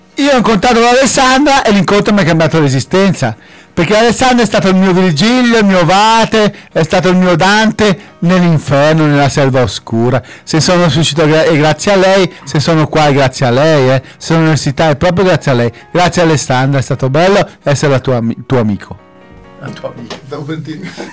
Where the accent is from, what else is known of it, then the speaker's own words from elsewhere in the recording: Locarno, Ticino, Switzerland; also born or lived in Lugano; Vengo da Locarno e adesso studio a Lugano